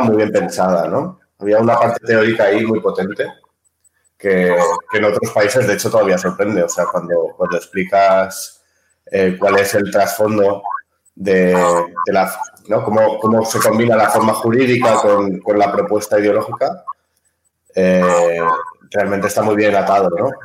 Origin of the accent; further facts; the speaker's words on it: Barcelona, Catalonia, Spain; moved away as an adult; now in Ibiza, Spain; vengo de Barcelona, aunque actualmente vivo en Ibiza